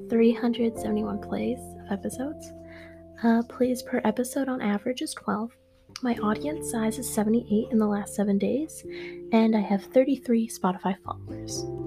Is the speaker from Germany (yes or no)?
no; Canada; I'm from Canada.